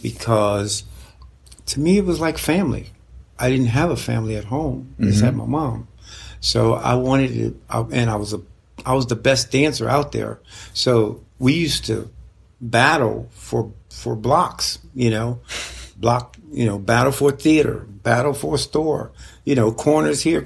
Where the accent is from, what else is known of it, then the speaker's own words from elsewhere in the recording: Pennsylvania, United States; also born or lived in Chestertown, Maryland / South Philadelphia; all life to this point, Pennsylvania